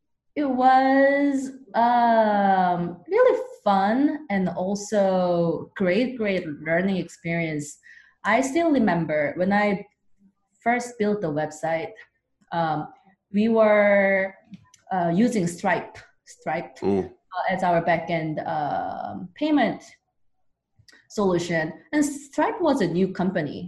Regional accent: South Korea; now in United States; I'm originally from South Korea

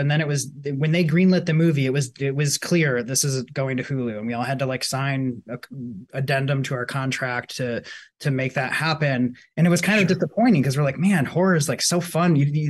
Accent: Iowa, United States; we're building a movie theater in our hometown where we grew up in Iowa right now.

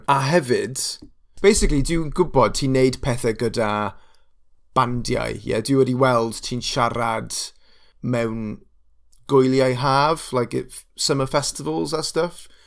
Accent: Wales, United Kingdom; Welsh is a second language; dwi'n dod o pentre bach

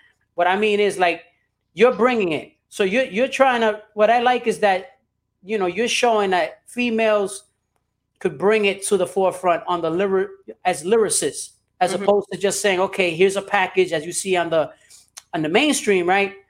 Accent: New York City, New York, United States; I'm from New York. I grew up in Brooklyn.

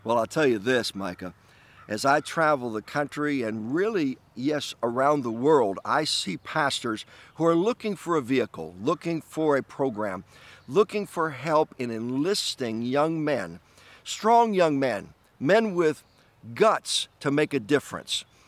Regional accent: New York, United States; my home state of, of New York

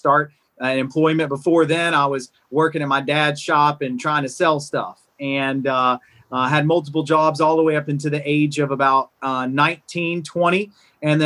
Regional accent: Birmingham, Alabama, United States; I'm Lebanese. I'm an only child, born and raised here in Birmingham, Alabama

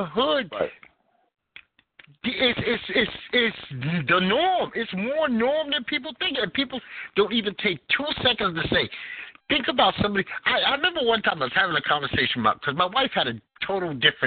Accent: New York City, New York, United States; moved away; the way that I grew up in Bed-Stuy

